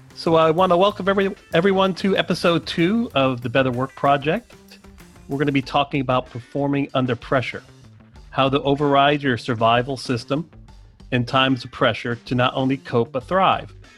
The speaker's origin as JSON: {"language": "English", "town": "Cary", "region": "North Carolina", "country": "United States", "said": "I'm from Cary, North Carolina"}